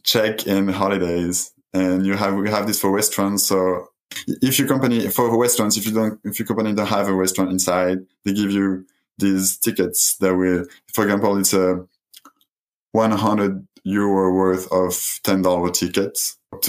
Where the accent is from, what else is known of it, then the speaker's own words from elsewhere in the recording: France; in France, we're really attached to our language